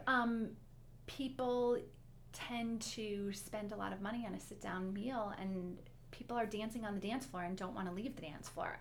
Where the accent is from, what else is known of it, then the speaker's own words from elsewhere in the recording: Detroit, Michigan, United States; we grew up in Detroit